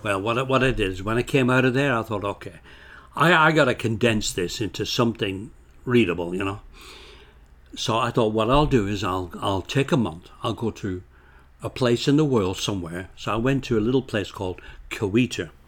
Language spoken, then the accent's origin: English; Bolton, North West England, United Kingdom; moved away as an adult; also born or lived in Scotland; now in Canada; when I grew up in Bolton, Lancashire